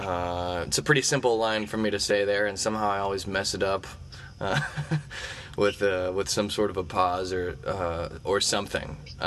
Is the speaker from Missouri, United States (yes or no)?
yes; Eureka, Missouri, United States; moved away; I actually stopped by my high school football field in Eureka, Missouri